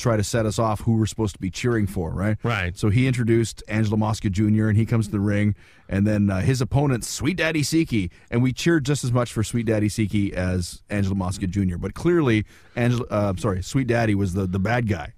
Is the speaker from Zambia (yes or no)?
no; Wawa, Ontario, Canada; moved away; also born or lived in New York; my hometown of Wawa.